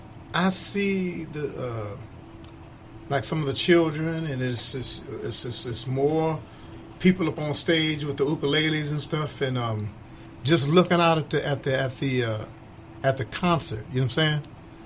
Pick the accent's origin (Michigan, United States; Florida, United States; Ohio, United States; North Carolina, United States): Ohio, United States; Akron; moved away as an adult; Well, we grew up in Akron, Ohio.